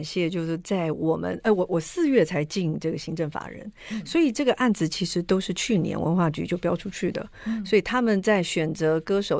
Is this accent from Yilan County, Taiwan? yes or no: yes; Yilan County, Taiwan; 我是宜兰人，